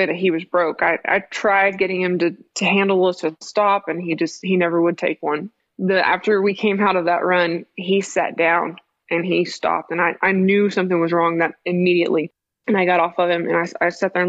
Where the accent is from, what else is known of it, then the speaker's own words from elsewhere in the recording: Midland, Texas, United States; I was born and raised here in West Texas, here in Midland